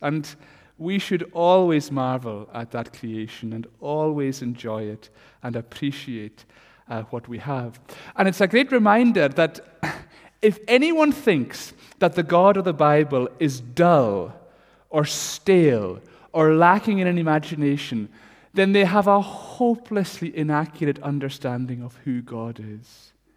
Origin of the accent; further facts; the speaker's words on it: Stornoway, Scotland, United Kingdom; when I was wee growing up in Stornoway